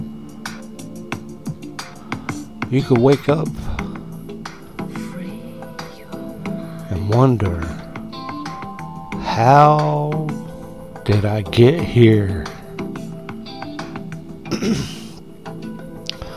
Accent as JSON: {"language": "English", "country": "United States", "said": "being American"}